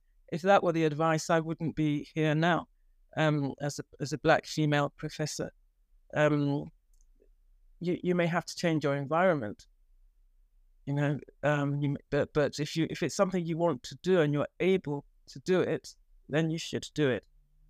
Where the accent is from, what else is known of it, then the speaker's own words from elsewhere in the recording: Nigeria; moved away as an adult; now in England, United Kingdom; when I came, I trained in Nigeria. And when I came from Nigeria to England, the first job I got was a house officer post in Old Church Hospital.